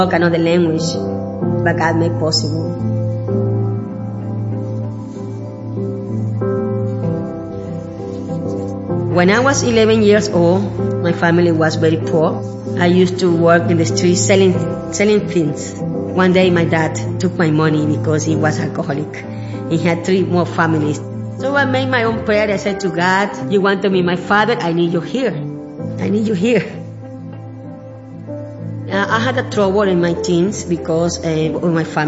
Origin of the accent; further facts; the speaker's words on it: Ecuador; English is a second language; also born or lived in India